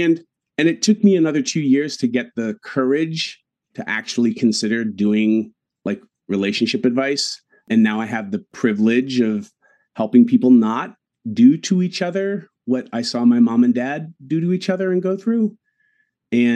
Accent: New England, United States; growing up in New England

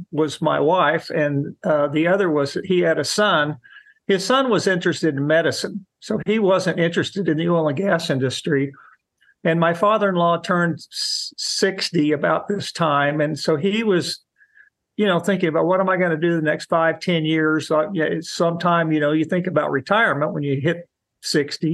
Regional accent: Wichita, Kansas, United States; moved away as an adult; also born or lived in Norman, Oklahoma; now in Oklahoma City, United States; I grew up in Wichita, Kansas

